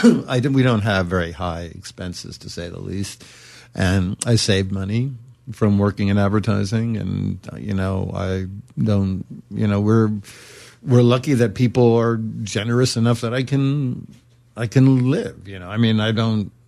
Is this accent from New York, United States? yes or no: yes; New York City, New York, United States; I'm from Brooklyn